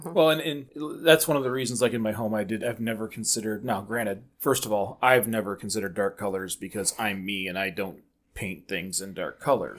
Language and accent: English; Michigan, United States; we're from Michigan